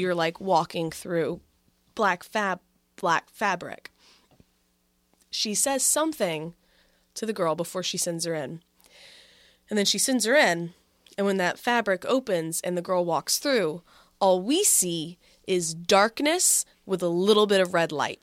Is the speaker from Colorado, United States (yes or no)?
no; Texas, United States; now in Philadelphia, United States; we're both not from Philadelphia. So I went back home to Texas